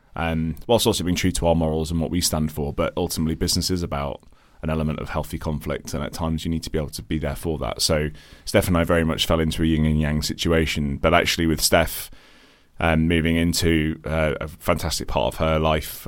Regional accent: Midlands, United Kingdom; accent: British sounding; moved away as an adult; also born or lived in Ireland; now in London, United Kingdom; I'm Irish originally, um, country to my accent. I moved here when I was quite young. Um, and, uh, to a sort of a scrappy part of, uh, the Midlands, uh, here in, here in the U K

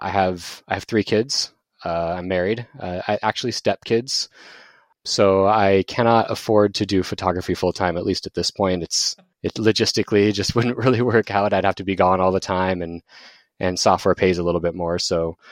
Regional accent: Tempe, Arizona, United States; I am from Phoenix, Arizona, well, an outskirt of Phoenix called Tempe. I'm actually an Arizona native, which is very rare when you talk to people in Arizona.

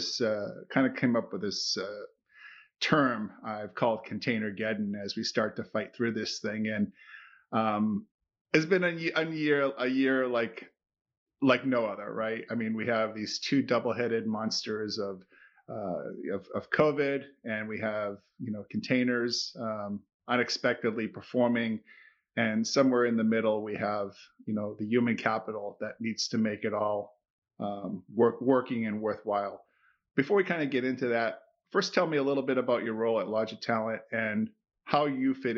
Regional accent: Boston, Massachusetts, United States; now in Hartford, United States; growing up in Boston

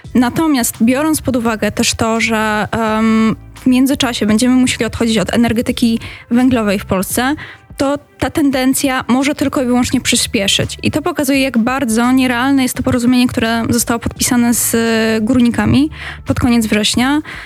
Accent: Katowice, Silesian Voivodeship, Poland; pochodzę z Katowic

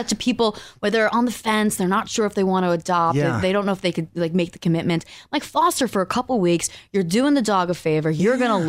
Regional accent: New York City, New York, United States; moved away as an adult; also born or lived in Venice Beach, California; now in Los Angeles, United States; New York. I grew up in Staten Island.

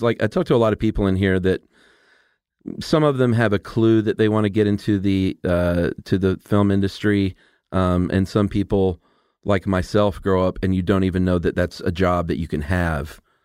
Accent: Atlanta, Georgia, United States; also born or lived in Los Angeles; I'm from Atlanta

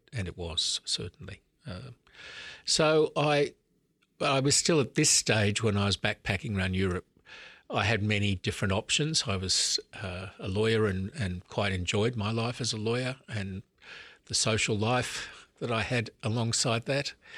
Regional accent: Sydney, New South Wales, Australia; also born or lived in Melbourne, Australia / Oxford, United Kingdom; I grew up in Sydney, so I'm actually back in my hometown now as Archbishop.

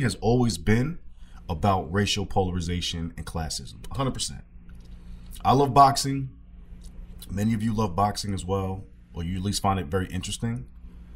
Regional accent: New York City, New York, United States; I was born in Harlem and raised in Harlem, in the Bronx

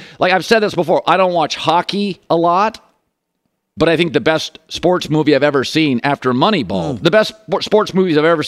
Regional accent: 2 hours from Seattle, Washington, United States; born or raised there

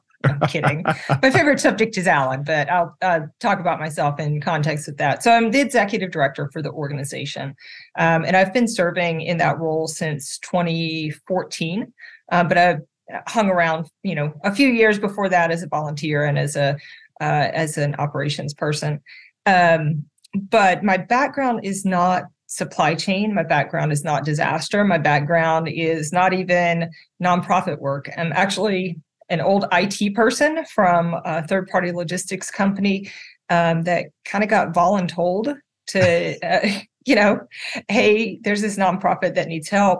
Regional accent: Natchitoches, Louisiana, United States; now in Central Florida, United States; I grew up in this little town called Natchitoches, Louisiana

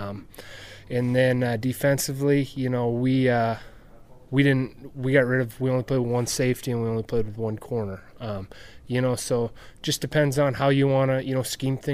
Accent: Drake, North Dakota, United States; I grew up in the country between Balfour and Drake

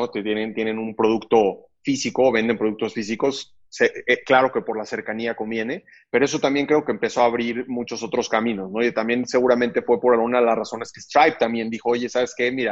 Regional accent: Mexico; como mexicanos estemos en un proceso mucho más grande de bancarización

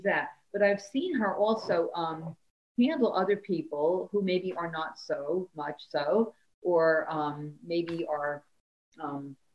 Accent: Paterson, New Jersey, United States; I'm from Patterson, New Jersey. My father was a welder.

